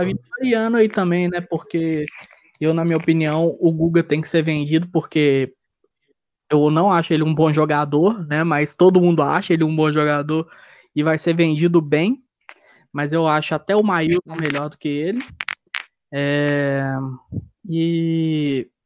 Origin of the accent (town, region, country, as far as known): Minas Gerais, Brazil